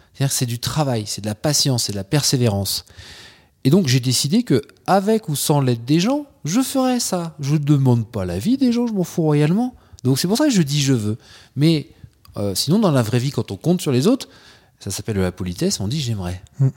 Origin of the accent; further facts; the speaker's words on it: Troyes, Grand Est, France; je suis originaire de Troyes, dans l'Aube, là où il n'y a rien. Enfin, quand je dis rien, il n'y a pas la mer, il n'y a pas la montagne. Euh, en revanche, il y a des andouillettes et il y a des magasins d'usines. Donc, euh, j'ai passé mon, bah, toute mon enfance là-bas